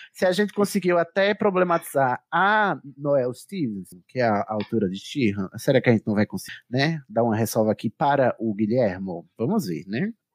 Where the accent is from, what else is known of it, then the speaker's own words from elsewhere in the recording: Brazil; a gente, enquanto brasileiro